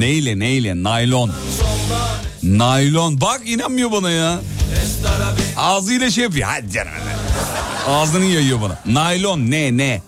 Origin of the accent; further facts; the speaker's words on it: Black Sea Region, Turkey; Bizim orada muhlama derler, Karadeniz'de muhlama e, e, derler.